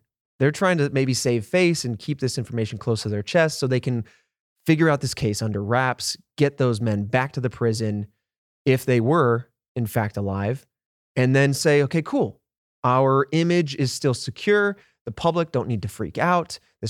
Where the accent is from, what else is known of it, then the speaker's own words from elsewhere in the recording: Indiana, United States; I grew up